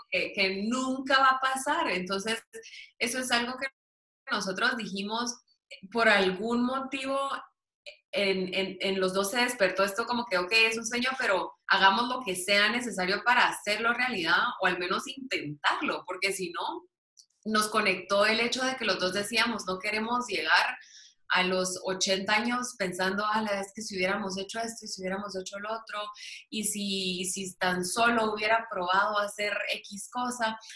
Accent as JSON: {"language": "Spanish", "town": "Guatemala City", "region": "Guatemala Department", "country": "Guatemala", "tie": "born or raised there", "said": "yo nací, crecí en la zona 1"}